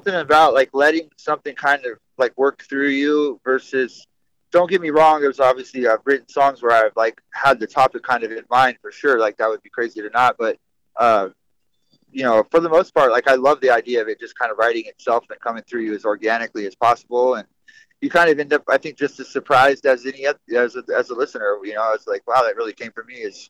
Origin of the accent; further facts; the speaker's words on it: California, United States; also born or lived in Washington; my mom lived in the East Bay in California. My dad up in, like, the smaller town in, you know, the Living Peninsula, Washington